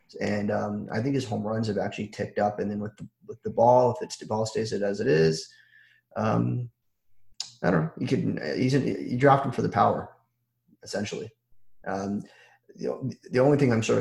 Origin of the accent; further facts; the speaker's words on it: Toronto, Ontario, Canada; I'm from Toronto